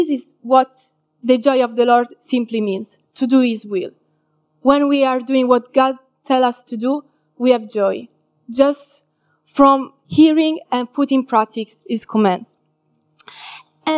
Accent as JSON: {"language": "English", "country": "Italy", "moved": "yes", "said": "I'm from Italy"}